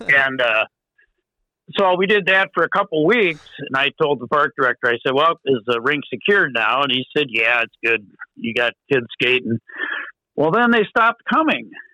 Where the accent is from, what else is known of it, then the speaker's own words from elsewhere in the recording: Iowa, United States; moved away as an adult; now in Minnesota, United States; I come from Iowa